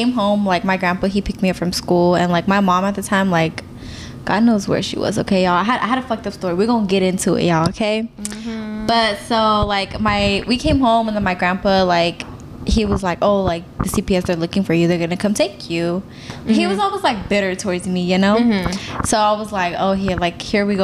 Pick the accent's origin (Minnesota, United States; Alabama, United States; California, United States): California, United States; Sacramento; I am from South Sacramento